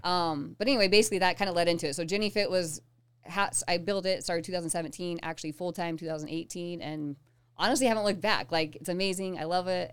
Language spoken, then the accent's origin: English; Southeastern Colorado, United States; moved away; I grew up in Colorado.